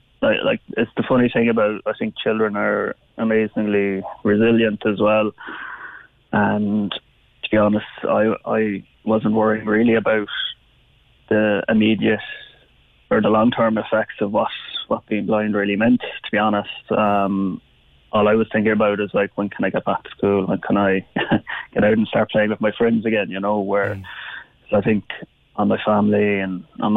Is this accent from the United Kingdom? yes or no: no; County Cork, Ireland; I grew up in West Cork, so I would have been doing the typical things any young West Cork lad would have been doing.